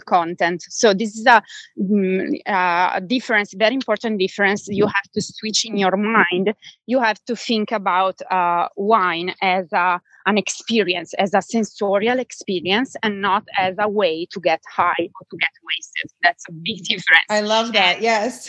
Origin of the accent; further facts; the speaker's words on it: Bergamo, Lombardy, Italy; English is a second language; moved away as an adult; now in United States; I'm originally from Bergamo, which is um, uh, a small city 30 miles